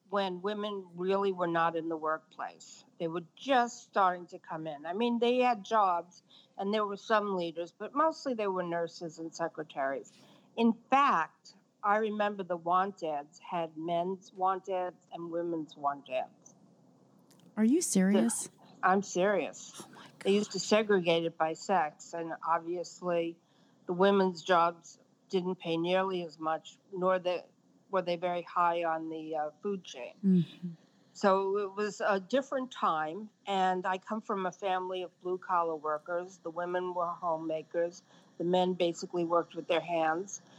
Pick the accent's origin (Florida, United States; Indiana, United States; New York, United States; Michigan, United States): New York, United States; Brooklyn; Well, actually, I grew up in Brooklyn, and we were not w- with it to the level that Brooklyn is with it now.